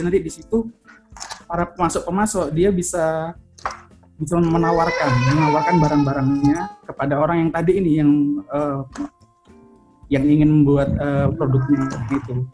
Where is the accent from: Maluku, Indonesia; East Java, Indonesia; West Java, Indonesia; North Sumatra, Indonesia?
East Java, Indonesia; Surabaya; now in Jakarta, Indonesia; Ya, uh, saya dari Surabaya uh, sekarang lagi di Jakarta